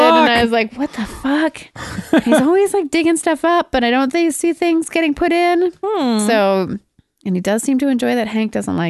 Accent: Alberta, Canada; I'm from Alberta.

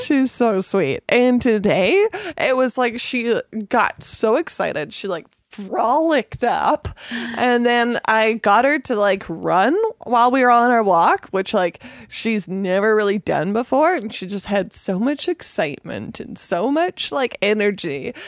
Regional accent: Gibsons, British Columbia, Canada; I grew up in Gibson's.

